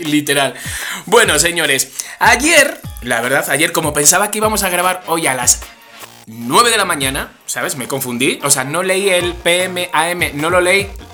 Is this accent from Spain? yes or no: yes; Spain; como español que soy